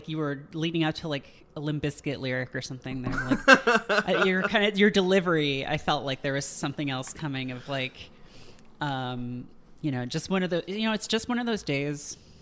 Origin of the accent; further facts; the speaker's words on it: England, United Kingdom; allowed to do that because I'm English.